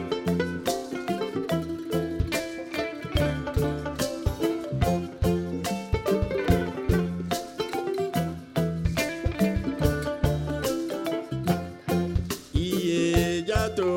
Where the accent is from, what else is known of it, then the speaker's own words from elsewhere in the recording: Mali; I'm from Mali